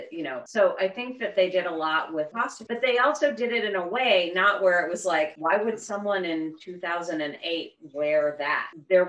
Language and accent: English; Chicago, Illinois, United States; being from Chicago